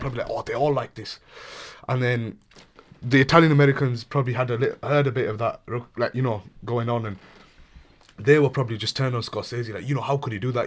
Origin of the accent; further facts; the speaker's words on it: England, United Kingdom; British Pakistani, born here, born, raised here, proud British Pakistani